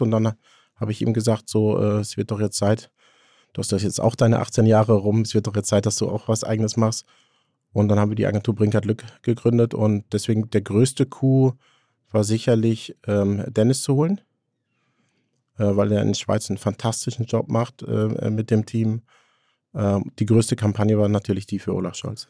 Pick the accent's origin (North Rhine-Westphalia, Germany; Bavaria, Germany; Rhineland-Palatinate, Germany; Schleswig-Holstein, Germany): North Rhine-Westphalia, Germany; Haltern am See; ich komme ja aus Haltern am See, das ist Münsterland